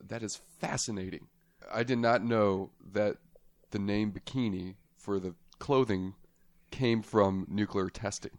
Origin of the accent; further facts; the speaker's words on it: Las Vegas, Nevada, United States; I am born and raised in Las Vegas.